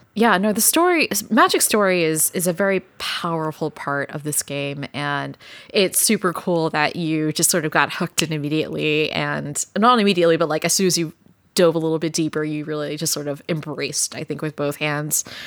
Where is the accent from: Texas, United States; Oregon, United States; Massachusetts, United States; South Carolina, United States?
Texas, United States; I grew up in Texas